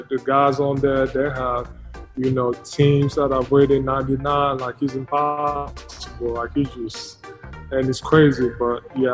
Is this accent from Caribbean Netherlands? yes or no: no; Cameroon; moved away; growing up in Africa, in Cameroon